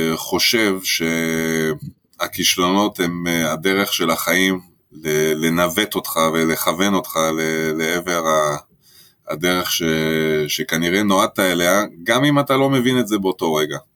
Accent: France; now in Israel; אני במקור צרפתי

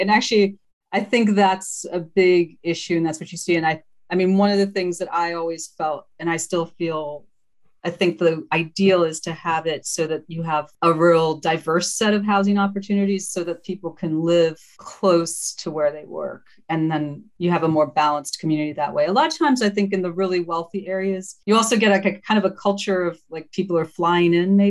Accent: Maryland, United States; also born or lived in Zambia / Dominica; So I was actually born in Zambia and then moved to Dominica. And then about 7.5, 8 years old, moved to the States, to Maryland.

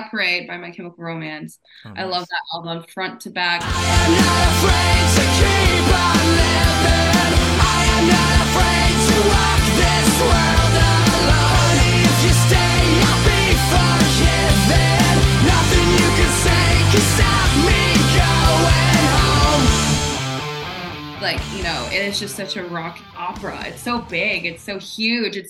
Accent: El Paso, Texas, United States; I'm from Texas, born in El Paso, Texas

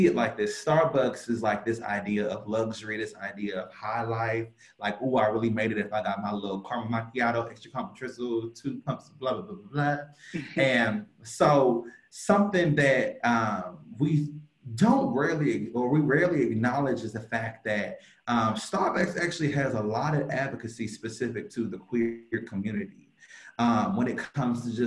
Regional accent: Cleveland, Ohio, United States; I'm from Cleveland, Ohio. Oh, yeah, I got to rep my 216

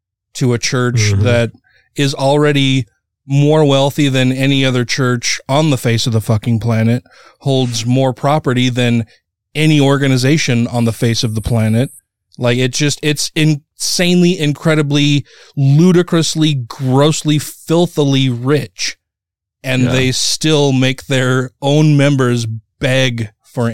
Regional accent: Murray, Utah, United States; grew up here in my hometown of Murray, Utah

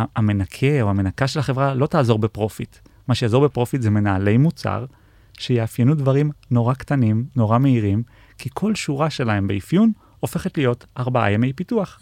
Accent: Israel; בתור uh, ישראלים

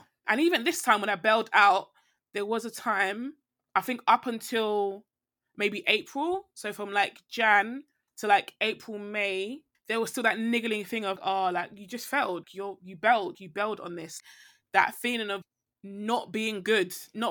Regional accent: Nigeria; I'm Nigerian

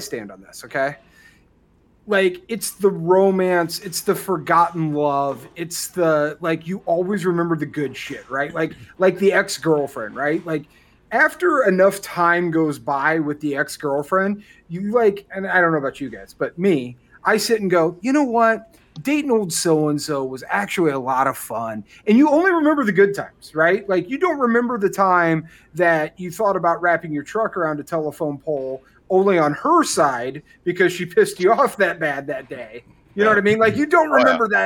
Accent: Milwaukee, Wisconsin, United States; I grew up outside of Milwaukee, Wisconsin

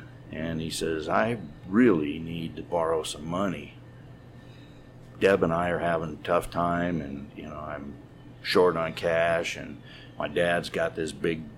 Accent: San Diego, California, United States; moved away as an adult; also born or lived in Riverside; now in Colorado, United States; I grew up in San Diego

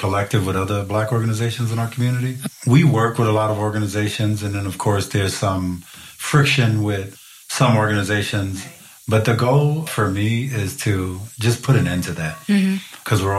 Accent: New York, United States; born or raised there; now in Seattle, United States

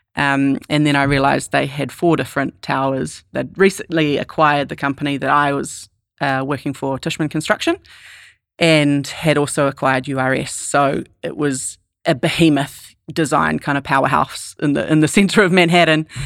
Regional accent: New Zealand; moved away as an adult; also born or lived in New York City, United States; as a Kiwi

